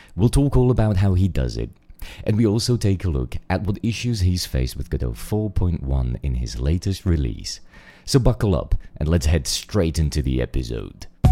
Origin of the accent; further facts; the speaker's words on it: Czechia; moved away; also born or lived in London; we're both from the Czech Republic.